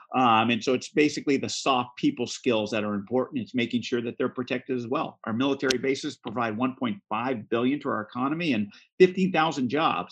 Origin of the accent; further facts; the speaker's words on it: Central Coast of California, United States; also born or lived in Alameda County; I come from the Central Coast of California. Uh, I grew up here, I was educated here, I worked here